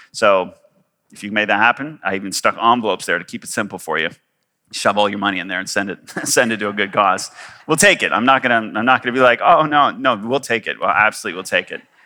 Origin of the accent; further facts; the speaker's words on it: Canada; moved away as an adult; also born or lived in Victoria / Kuwait; I am Canadian.